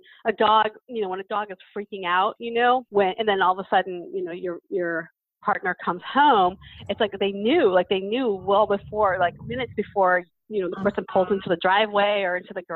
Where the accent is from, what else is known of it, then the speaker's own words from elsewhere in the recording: Boston, Massachusetts, United States; moved away; also born or lived in Lake Forest Park, Washington; I'm from Boston, so we say that word